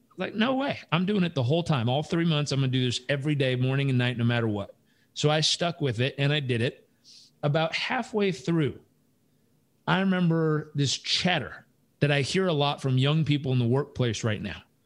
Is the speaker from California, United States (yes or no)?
yes; Southern California, United States; moved away; also born or lived in Uganda; I grew up in Southern California